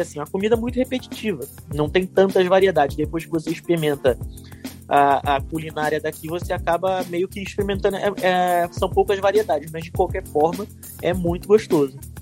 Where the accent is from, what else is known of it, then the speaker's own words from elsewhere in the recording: Rio de Janeiro, Brazil; moved away as an adult; also born or lived in Ireland; now in Lisbon, Portugal; sou natural do Rio de Janeiro